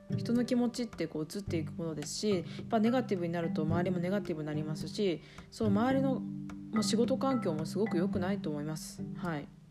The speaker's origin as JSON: {"language": "Japanese", "region": "Iwate", "country": "Japan", "tie": "born or raised there", "also_born_or_lived": "New Zealand / Tokyo", "moved": "as an adult", "said": "岩手県の出身で、え高校まで岩手におりましたが"}